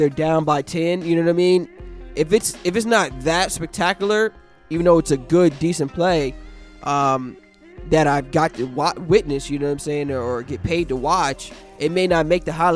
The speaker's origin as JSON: {"language": "English", "town": "Newark", "region": "New Jersey", "country": "United States", "tie": "born or raised there", "moved": "as an adult", "lives_now": "Atlanta, United States", "said": "my hometown in Newark, New Jersey"}